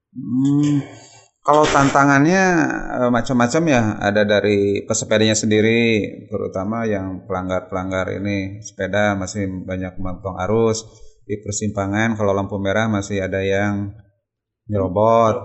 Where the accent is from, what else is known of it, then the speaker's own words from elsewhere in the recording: Sukabumi, West Java, Indonesia; now in Bandung, Indonesia; lahir di Sukabumi tanggal 17 Juni 1971